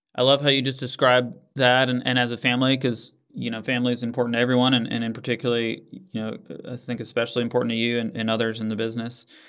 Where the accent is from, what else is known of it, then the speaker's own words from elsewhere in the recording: Northeast, United States; moved away; I grew up in the Northeast